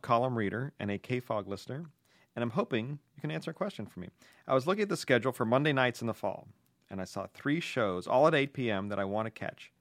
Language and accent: English; Pittsburgh, Pennsylvania, United States; moved away